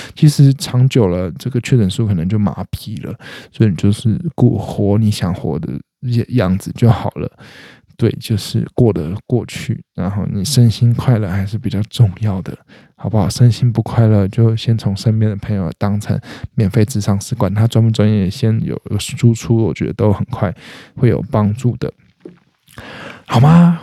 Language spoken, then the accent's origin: Chinese; eastern Taiwan, Taiwan; moved away; 我是东部长大的小孩